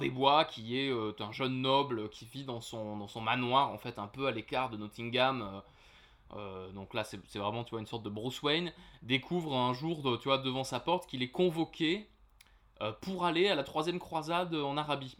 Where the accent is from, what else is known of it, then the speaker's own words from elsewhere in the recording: France; chez nous